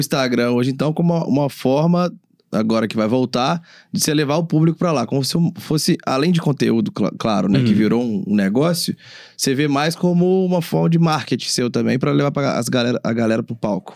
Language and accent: Portuguese; Minas Gerais, Brazil; also born or lived in Vitória; eu, como mineiro, me identifico.